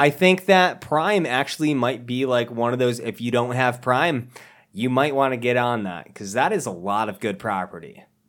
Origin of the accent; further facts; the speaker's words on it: Massachusetts, United States; I live in Massachusetts, but I live on the other side of Massachusetts. We're like, whenever somebody hears I'm from Massachusetts